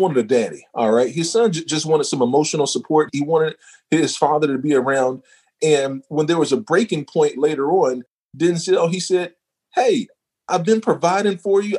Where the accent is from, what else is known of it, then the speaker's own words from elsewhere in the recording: North Carolina, United States; also born or lived in Baltimore / St. Louis; born and raised in North Carolina.